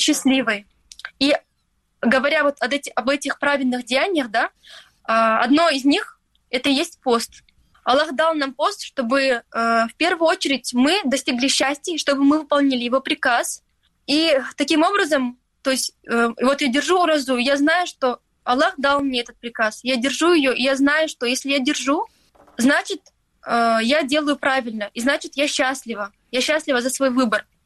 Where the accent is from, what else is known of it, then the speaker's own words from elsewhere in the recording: Stary Krym, Crimea, Ukraine; now in Turkey; я выросла в Крыму, в маленьком городе, Старом Крыму